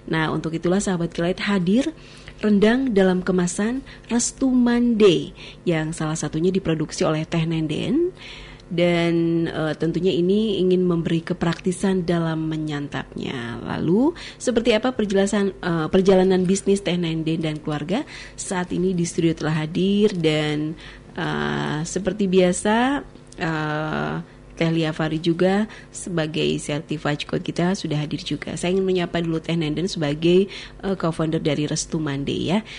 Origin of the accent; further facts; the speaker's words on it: West Java, Indonesia; Semua saya emang orang Sunda ya.